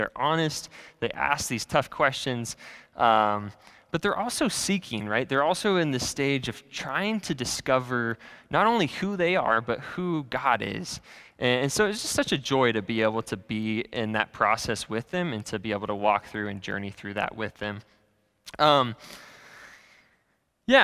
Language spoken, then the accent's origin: English; California, United States; born there; also born or lived in Iowa; now in Kansas City, United States; I kind of grew up all over the place. So I was born in Southern California, and then I moved to Iowa, quite the transition. And then we moved back to California and back to Iowa, and I kind of ended up in Kansas City.